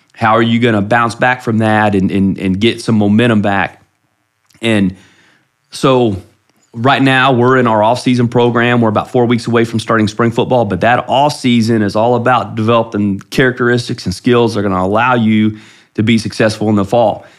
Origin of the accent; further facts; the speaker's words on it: Ohio, United States; moved away as an adult; now in Flower Mound, United States; I grew up in Ohio